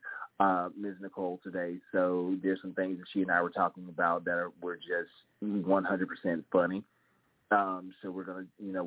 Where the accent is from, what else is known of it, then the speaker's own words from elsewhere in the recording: the South, United States; accent: southern drawl; also born or lived in the North (US); I have a very southern drawl, a very southern accent, because I grew up in the South, even though I was born in up north